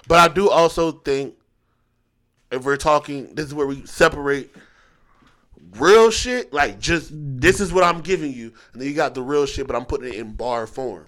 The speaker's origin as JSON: {"language": "English", "town": "Philadelphia", "region": "Pennsylvania", "country": "United States", "tie": "born or raised there", "moved": "yes", "lives_now": "North Carolina, United States", "said": "I grew up going back and forth between here and Philly"}